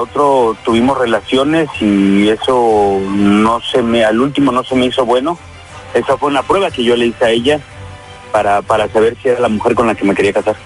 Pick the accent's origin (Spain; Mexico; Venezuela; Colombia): Mexico; Guerrero; moved away; mis creencias que tengo de, allá de mi pueblo, de Guerrero